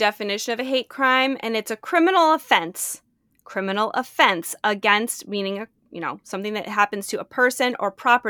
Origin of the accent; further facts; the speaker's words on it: United States; I'm an American. I was in law school at the time.